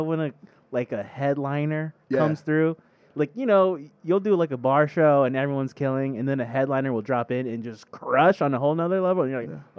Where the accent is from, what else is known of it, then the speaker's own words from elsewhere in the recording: Sacramento, California, United States; moved away as an adult; now in New York, United States; I'm from Sacramento.